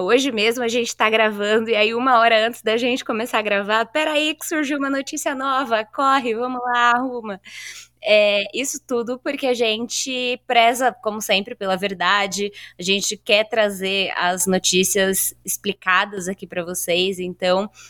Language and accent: Portuguese; São Paulo, Brazil; a gente é daqui de São Paulo